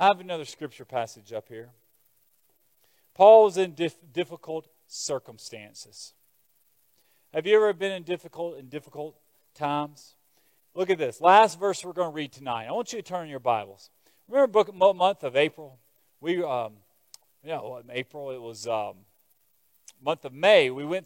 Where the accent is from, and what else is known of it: United States